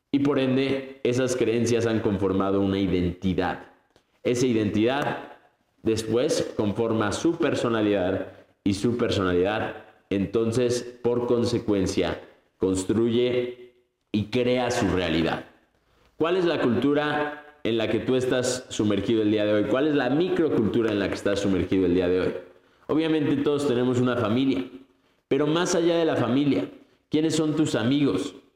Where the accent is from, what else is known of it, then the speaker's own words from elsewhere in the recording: Mexico; first language Spanish; moved away as an adult; also born or lived in Colombia / English-speaking country; sí soy mexicano, pero ya soy medio colombiano